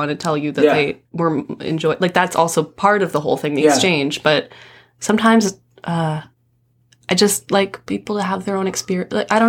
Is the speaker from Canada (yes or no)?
yes; Toronto, Ontario, Canada; In North York.